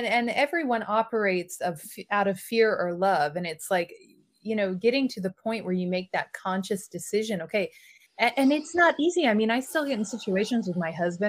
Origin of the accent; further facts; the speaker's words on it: Mississippi, United States; moved away as an adult; also born or lived in New York / South Dakota / California; now in Paris, France; I grew up in Mississippi where we have hurricanes